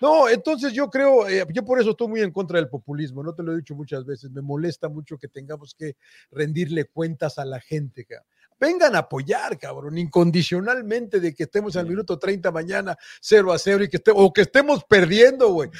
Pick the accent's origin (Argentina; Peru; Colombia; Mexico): Mexico; me incluyo como mexicano